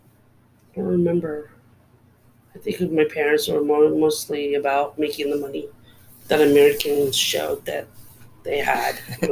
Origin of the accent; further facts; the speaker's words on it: Terceira, Azores, Portugal; English is a second language; now in United States; I was born in Azores, Terceira, one of the islands of Portugal.